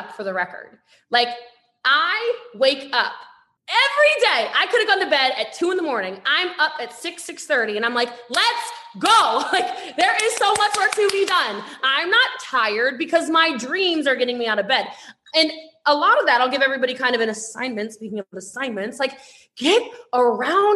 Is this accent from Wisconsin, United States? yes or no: no; Maryland, United States; I'm from Maryland